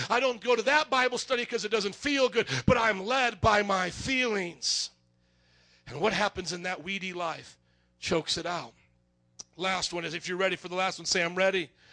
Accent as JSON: {"language": "English", "town": "Fort Wayne", "region": "Indiana", "country": "United States", "tie": "born or raised there", "said": "I grew up in Fort Wayne, Indiana"}